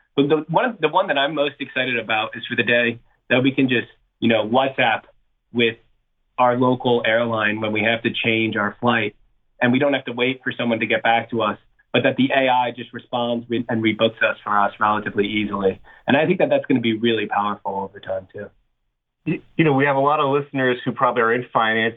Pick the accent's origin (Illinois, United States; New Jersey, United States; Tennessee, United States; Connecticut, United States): New Jersey, United States; also born or lived in London; I'm from New Jersey